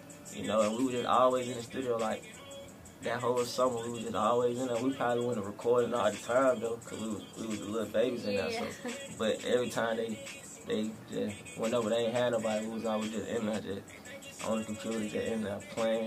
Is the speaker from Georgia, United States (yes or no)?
yes; Atlanta, Georgia, United States; I'm from Atlanta, you know, West Atlanta, Georgia